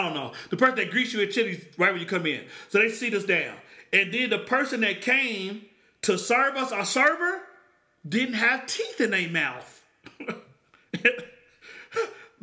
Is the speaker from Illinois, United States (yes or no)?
no; Oklahoma, United States; I grew up in Oklahoma.